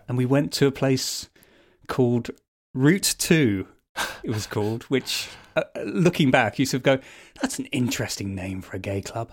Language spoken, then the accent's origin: English; Birmingham, West Midlands, United Kingdom; I grew up in Bourneville, actually, which is basically one big old people's home in South Birmingham